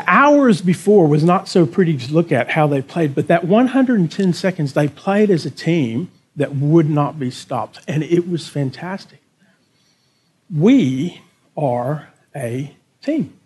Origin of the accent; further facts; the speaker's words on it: Texas, United States; moved away as an adult; now in Berwick, Australia; as a Texan and as an American